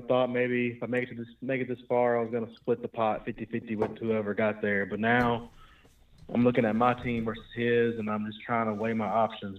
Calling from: Virginia, United States; from Virginia.

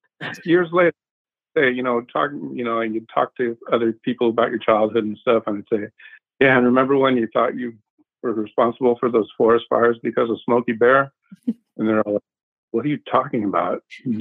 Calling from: Arizona, United States; I'm from home in Arizona.

